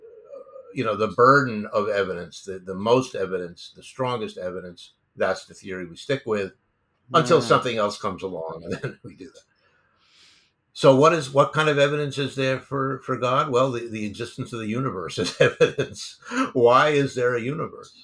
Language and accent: English; New York City, New York, United States; I grew up in New York City.